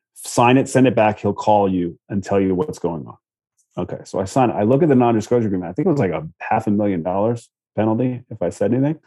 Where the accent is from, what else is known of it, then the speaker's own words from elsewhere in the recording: Virginia Beach, Virginia, United States; I knew Virginia Beach. I was from Virginia Beach